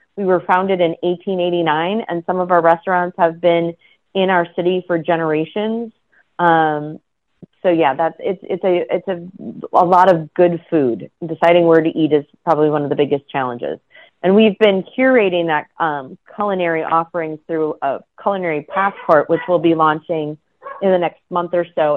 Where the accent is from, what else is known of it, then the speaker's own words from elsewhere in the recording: Wisconsin, United States; moved away as an adult; now in California, United States; I'm originally from the Midwest, and you see that mm. often in you know your communities, um, like in Wisconsin where I'm originally from